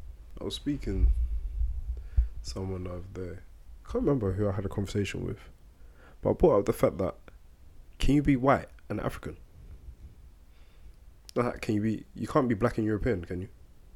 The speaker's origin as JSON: {"language": "English", "country": "United Kingdom", "tie": "born or raised there", "also_born_or_lived": "Sierra Leone", "said": "I was born in Sierra Leone anyway. Exactly. But despite that, like, all my life, my childhood, and my adult life has been spent here. Like, I came over here when I was one."}